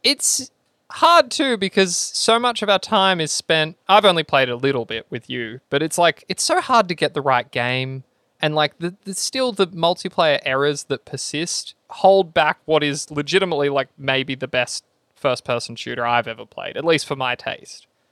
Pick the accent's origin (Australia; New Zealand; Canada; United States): Australia; fifty people from my hometown